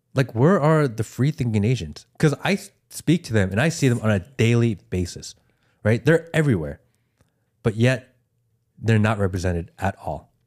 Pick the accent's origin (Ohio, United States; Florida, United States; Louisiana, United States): Ohio, United States; I grew up in Ohio, or I went to high school in Ohio